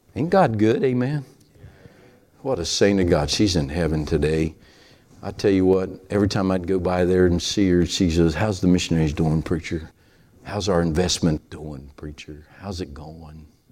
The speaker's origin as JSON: {"language": "English", "region": "Appalachia", "country": "United States", "accent": "hillbilly", "said": "that's my hillbilly accent"}